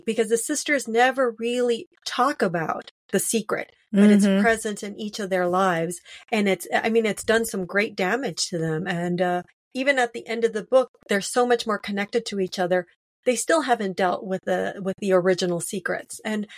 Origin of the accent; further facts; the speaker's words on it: Los Angeles, California, United States; Well, I was born in Lincoln Heights, and then that was like on the edge of East LA. And then we moved a little further northeast to Cypress Park.